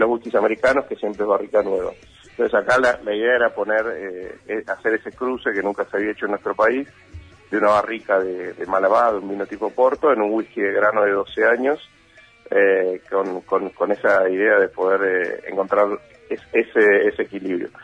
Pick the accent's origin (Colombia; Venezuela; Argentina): Argentina; una constante en la Argentina que, somos la mezcla de todo lo que vamos encontrando